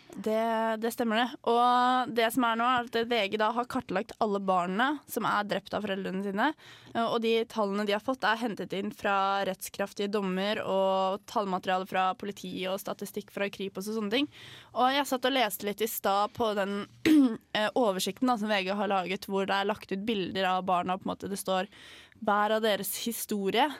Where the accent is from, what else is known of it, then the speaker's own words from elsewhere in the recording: Tønsberg, Vestfold, Norway; jeg er fra Tønsberg